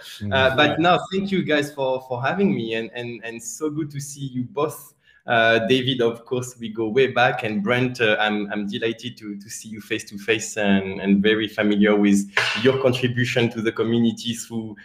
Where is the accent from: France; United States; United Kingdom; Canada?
France; accent: French; English is a second language; moved away; my French accent